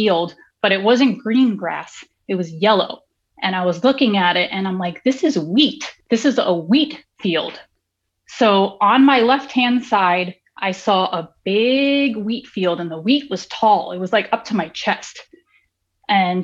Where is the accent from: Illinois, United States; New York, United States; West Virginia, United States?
New York, United States; New York City; now in Florida, United States; I come from New York City. I come from Queens. I'm a city girl